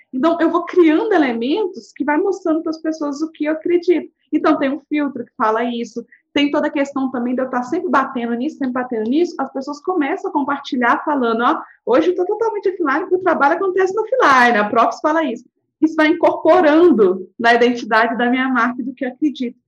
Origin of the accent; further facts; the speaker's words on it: Minas Gerais, Brazil; accent: mineirês; eu sou mineira